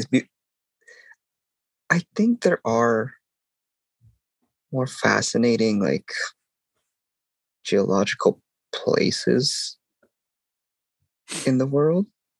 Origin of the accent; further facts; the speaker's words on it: California, United States; Growing up in California... You're just surrounded by it most of the time. And I think it's weird. Like, my parents are immigrants